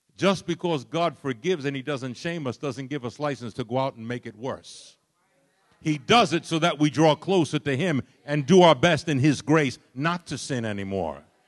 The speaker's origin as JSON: {"language": "English", "town": "New York City", "region": "New York", "country": "United States", "tie": "born or raised there", "said": "I was raised in Brooklyn, New York"}